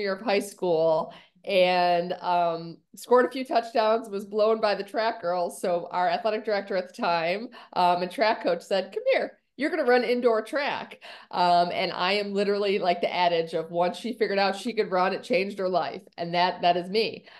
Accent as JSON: {"language": "English", "town": "Buffalo", "region": "New York", "country": "United States", "tie": "born or raised there", "moved": "yes", "lives_now": "Orlando, United States", "said": "I grew up in upstate New York in Buffalo"}